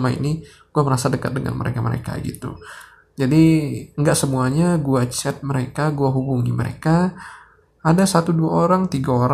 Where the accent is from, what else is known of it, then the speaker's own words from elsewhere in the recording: Sumatra, Indonesia; padahal kalau dari tempat gua dari Jakarta eh dari Bandara Jakarta Soekarno Hatta ke tempat gua di Sumatera itu biasanya 600 ribu